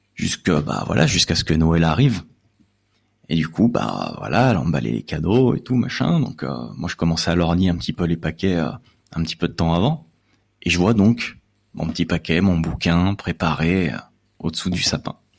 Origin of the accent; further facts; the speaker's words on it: Lyon, Auvergne-Rhône-Alpes, France; je suis originaire de Lyon